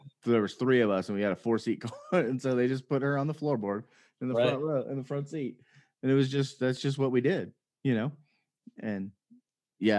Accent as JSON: {"language": "English", "town": "Las Vegas", "region": "Nevada", "country": "United States", "tie": "born or raised there", "said": "I grew up in Las Vegas."}